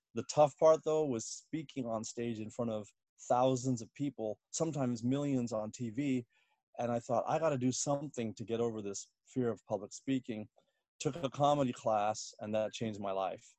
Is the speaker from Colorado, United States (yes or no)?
no; Washington, District of Columbia, United States; moved away as an adult; also born or lived in Bloomington, Indiana / Southern California / Northern California; now in New York, United States; I was born in Bloomington, Indiana, but grew up mostly in uh, the Washington D.C. area